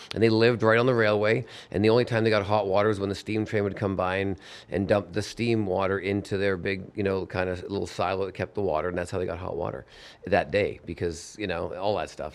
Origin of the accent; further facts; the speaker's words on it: Vancouver, British Columbia, Canada; I'm Canadian from Vancouver